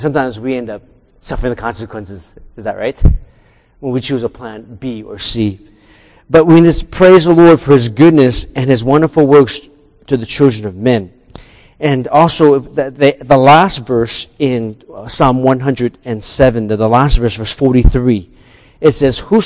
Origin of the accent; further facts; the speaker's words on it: United States; I'm American-born Chinese